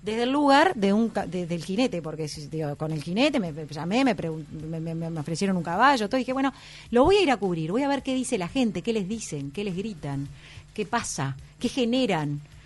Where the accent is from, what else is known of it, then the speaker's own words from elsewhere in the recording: Dolores, Soriano, Uruguay; also born or lived in Carrasco, Montevideo; me crié prácticamente toda mi adolescencia en, en Dolores, en el departamento de Soriano